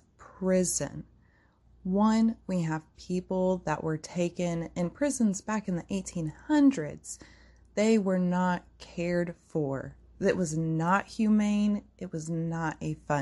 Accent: United States; as an American society

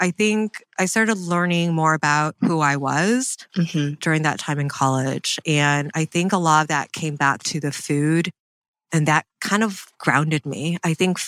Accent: Michigan, United States; I grew up in Michigan

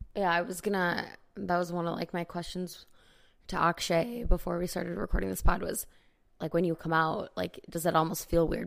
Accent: Chicago, Illinois, United States; accent: Chicago; now in Los Angeles, United States; my Chicago accent

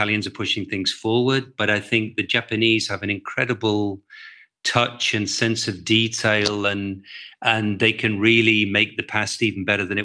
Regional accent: England, United Kingdom; moved away as an adult; also born or lived in London; now in Amsterdam, Netherlands; I'm an English guy. I was living in London.

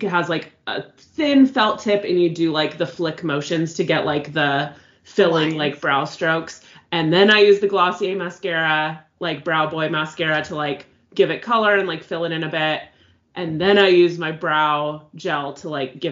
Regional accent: California, United States; we grew up in California, so, like, knowing a little bit of Spanish is, like, kind of common

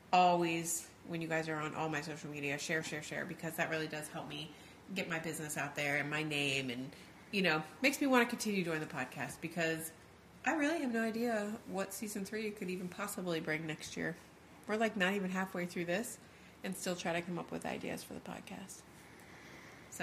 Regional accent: Key West, Florida, United States; also born or lived in Charleston; we are from Key West

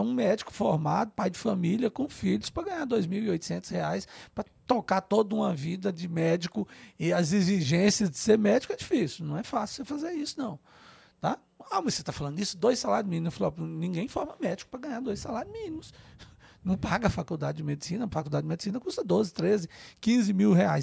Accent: Grão Mogol, Minas Gerais, Brazil; moved away as an adult; also born or lived in Montes Claros / Brasília; eu estudei em escola pública, lá em Gromogol, onde eu nasci, minha cidadezinha no norte de Minas

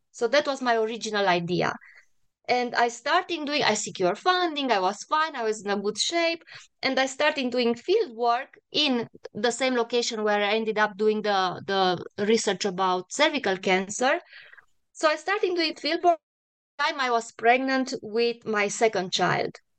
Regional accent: Cluj-Napoca, Cluj County, Romania; moved away as an adult; now in United States; I was born and raised in a really big, very cosmopolitan university in northern Romania. It's the biggest city in the northwestern part of Romania, the, the, the biggest city in Transylvania

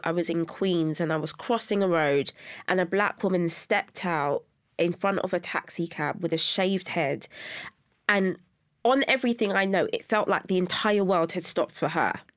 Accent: London, United Kingdom; I was born and raised in Brixton, South London.

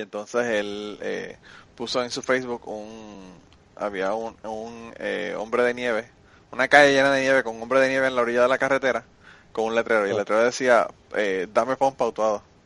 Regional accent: Puerto Rico; de mi pueblo a San Juan

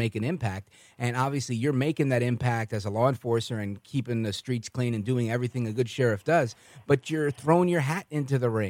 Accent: New York, United States; I'm originally from New York.

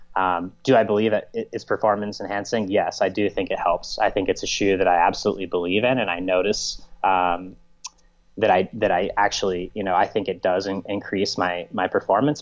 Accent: United States; as an American citizen

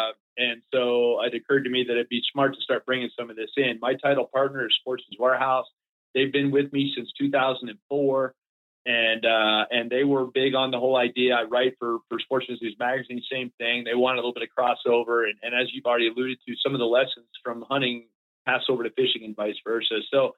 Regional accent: Florida, United States; We were dead broke growing up in Florida.

